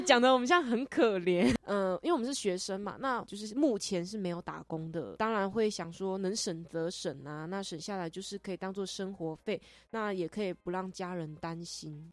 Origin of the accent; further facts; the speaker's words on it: Taitung County, Taiwan; moved away as an adult; now in Hsinchu, Taiwan; 我是台东人